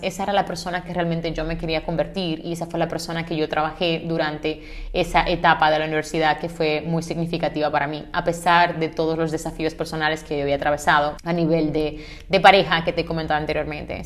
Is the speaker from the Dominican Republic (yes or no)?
yes; Santiago de los Caballeros, Santiago, Dominican Republic; moved away as an adult; also born or lived in Santo Domingo, Dominican Republic; now in Spain; yo soy de Santiago, de República Dominicana